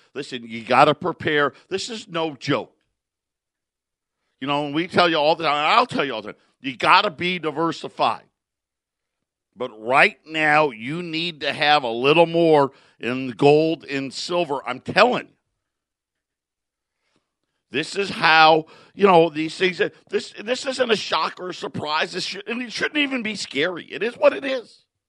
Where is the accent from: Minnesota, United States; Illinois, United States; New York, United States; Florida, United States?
New York, United States; Syracuse; You know, where I grew up in Syracuse, my grandparents and my parents as well.